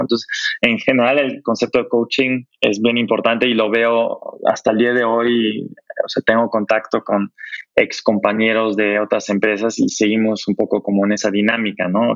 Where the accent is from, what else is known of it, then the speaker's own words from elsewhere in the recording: Germany; moved away; Yo, yo como alemán